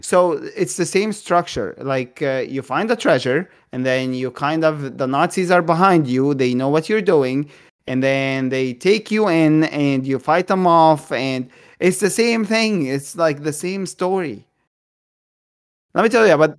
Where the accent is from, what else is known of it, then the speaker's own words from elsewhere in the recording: Egypt; I'm Egyptian. I was born in Egypt. I was raised in Egypt